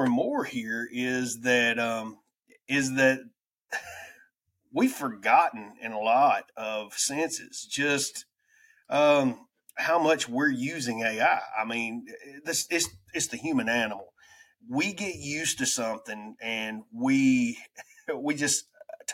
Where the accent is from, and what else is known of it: United States; accent: redneck